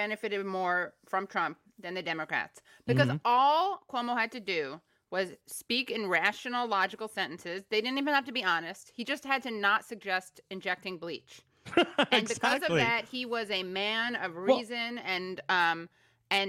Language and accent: English; New York, United States; I'm a New Yorker